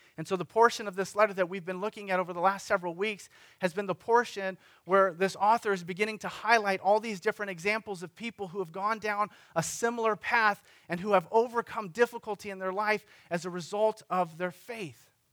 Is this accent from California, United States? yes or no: yes; Sunnyvale, California, United States; the city of Sunnyvale, my hometown